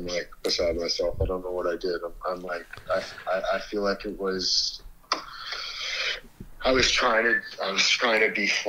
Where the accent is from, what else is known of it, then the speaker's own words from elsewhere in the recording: Canada; Like, I am Canadian.